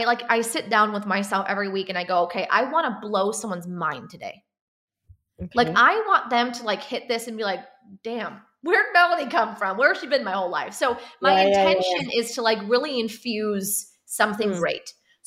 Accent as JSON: {"language": "English", "town": "Chicago", "region": "Illinois", "country": "United States", "said": "We're in like the cornfields and cows section of the Illinois. So we're not in city."}